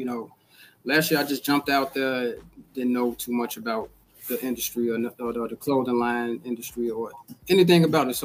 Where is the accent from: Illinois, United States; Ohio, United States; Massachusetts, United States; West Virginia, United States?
Illinois, United States; Chicago